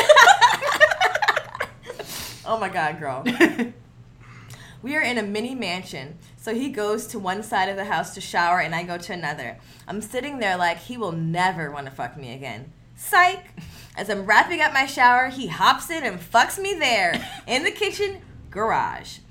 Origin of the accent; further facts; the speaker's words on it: United States; growing up in the Valley, being, like, one of three black people